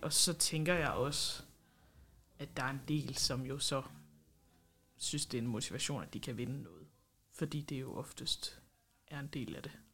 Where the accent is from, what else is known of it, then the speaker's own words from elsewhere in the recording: Esbjerg, Southern Denmark, Denmark; Jeg kommer fra Esbjerg